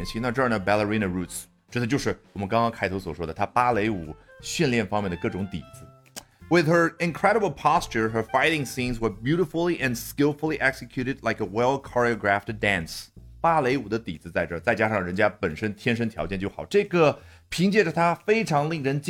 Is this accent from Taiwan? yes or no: no; China; 毕竟咱们是中国人，